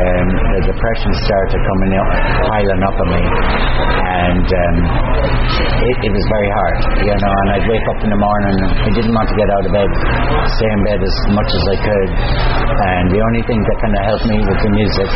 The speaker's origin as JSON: {"language": "English", "town": "Galway", "region": "Connacht", "country": "Ireland"}